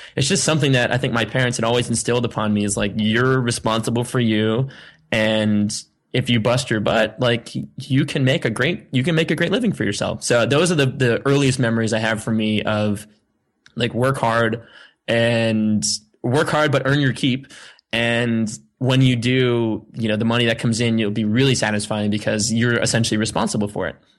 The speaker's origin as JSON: {"language": "English", "town": "Sandwich", "region": "Massachusetts", "country": "United States", "tie": "born or raised there", "said": "I grew up on on Cape Cod in a town called Sandwich, actually East Sandwich"}